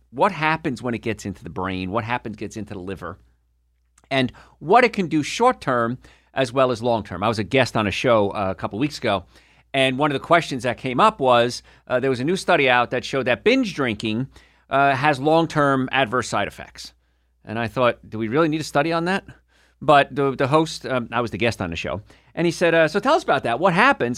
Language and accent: English; New Jersey, United States; moved away; also born or lived in New York / Atlanta; I'm from New York. ori-, well, from New Jersey originally, right across the river